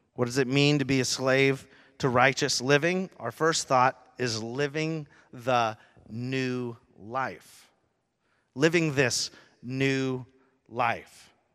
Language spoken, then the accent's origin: English; Rochester, Washington, United States; I grew up in Rochester, Washington, in a little area actually called Gate